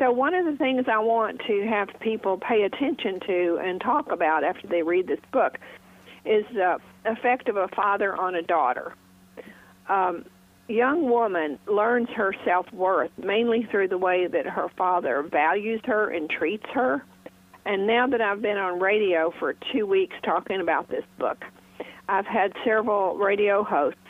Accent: Mississippi Delta, United States; I was raised in Faulknerland, Mississippi Delta

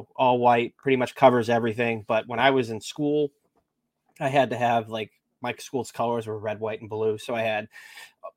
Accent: Nashua, New Hampshire, United States; My high school mascot was the Purple Panthers from Nashua, New Hampshire

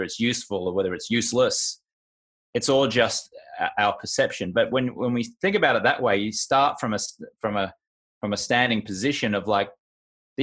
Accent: Australia; moved away as an adult; also born or lived in United Kingdom; now in United States; I grew up in Australia. And then when I moved to the UK and then later on to the US

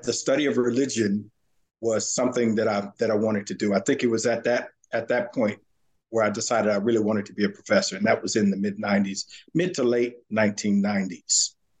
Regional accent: Santa Ana, California, United States; now in Virginia, United States; I grew up in Southern California, in Santa Ana, California, which is just south of Los Angeles.

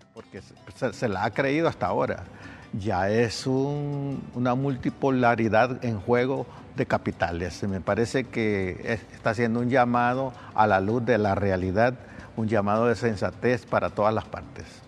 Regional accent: Honduras

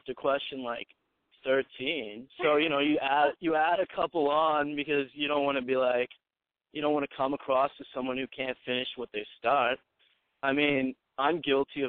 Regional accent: Texas, United States; moved away as an adult; also born or lived in Chicago / Arkansas / Connecticut; I grew up in Texas. And as soon as I could, I got the fuck out, moved to Chicago for a bit.

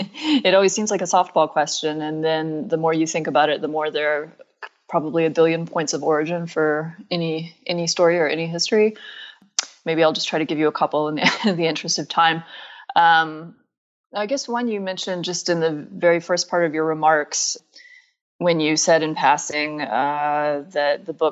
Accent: Atlanta, Georgia, United States; My grandfather was president of the Agricultural Experiment Station in Griffin, Georgia, and I grew up in Atlanta, but spending time in Griffin and in that environment

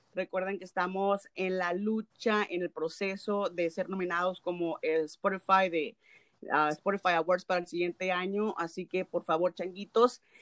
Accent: Mexico; como típica nopalera mexicana

